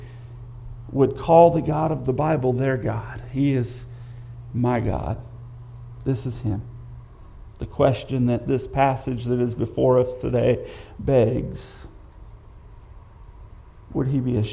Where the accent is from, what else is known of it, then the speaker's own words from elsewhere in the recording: United States; I love being an American